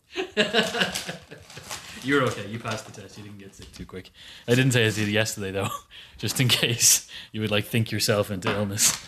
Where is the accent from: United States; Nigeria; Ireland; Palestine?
Ireland; we are Irish